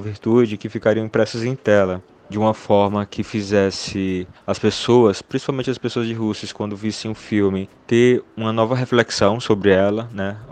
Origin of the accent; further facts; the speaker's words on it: Russas, Ceará, Brazil; minha mesma cidade onde eu nasci, em Russos, que é interior do Ceará